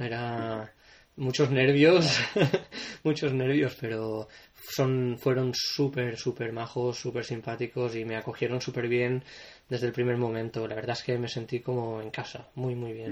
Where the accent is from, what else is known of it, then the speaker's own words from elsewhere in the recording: Potríes, Valencian Community, Spain; moved away as an adult; also born or lived in Castellón / London; now in Liverpool, United Kingdom; empecé en Potríes, que es mi pueblo, un pueblo pequeñito eh, al sur de la provincia de Valencia